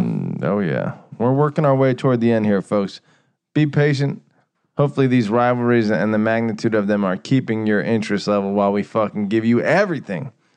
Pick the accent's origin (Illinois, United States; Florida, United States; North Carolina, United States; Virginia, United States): Virginia, United States; we grew up in Virginia